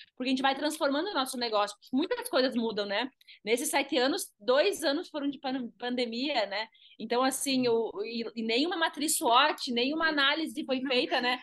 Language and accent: Portuguese; Carazinho, Rio Grande do Sul, Brazil; moved away as an adult; now in Gramado, Brazil; Sou do interior do Rio Grande do Sul, né? Eu sou de Carazinha, 400 quilômetros daqui